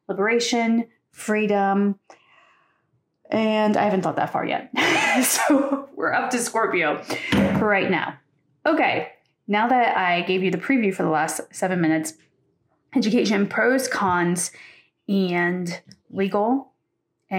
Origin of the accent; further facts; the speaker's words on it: Pennsylvania, United States; where I grew up in Pennsylvania